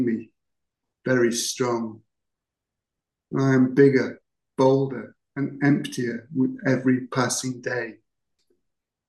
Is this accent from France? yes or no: no; Cheshire, North West England, United Kingdom; moved away as an adult; also born or lived in Hertfordshire; I'm actually from Cheshire.